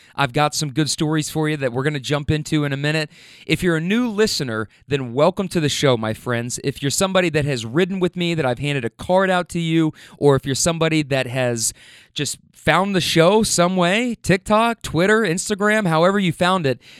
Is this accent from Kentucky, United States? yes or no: yes; Louisville, Kentucky, United States; I rep Louisville, Kentucky